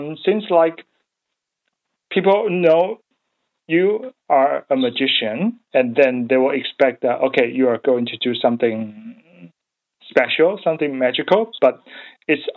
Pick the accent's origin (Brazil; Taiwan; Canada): Taiwan; English is a second language; moved away as an adult; now in Melbourne, Australia; I come from Taiwan.